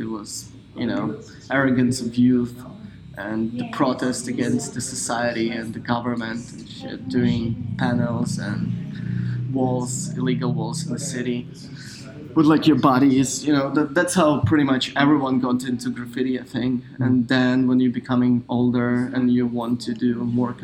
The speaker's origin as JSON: {"language": "English", "town": "Lviv", "region": "Lviv Oblast", "country": "Ukraine", "tie": "born or raised there", "moved": "yes", "said": "I was born in Ukraine in 1989"}